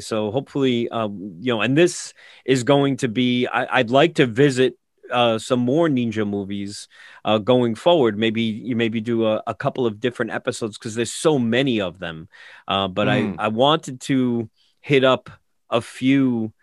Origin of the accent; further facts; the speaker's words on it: New York City, New York, United States; I grew up in New York, Long Island, Brooklyn